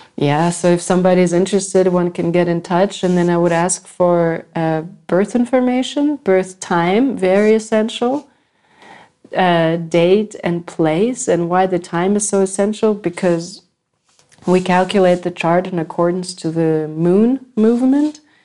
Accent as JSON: {"language": "English", "country": "United States", "said": "I come from America"}